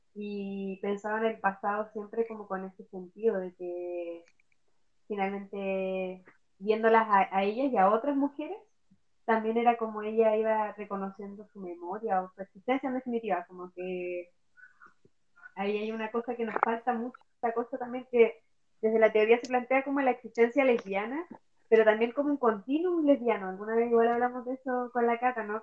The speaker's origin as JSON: {"language": "Spanish", "town": "Punta Arenas", "region": "Magallanes", "country": "Chile", "tie": "born or raised there", "also_born_or_lived": "Valparaíso", "moved": "yes", "lives_now": "Puerto Montt, Chile", "said": "Soy nacida en Punta Arenas, eh, buena vida en Valparaíso y ahora aquí en Puerto Montt."}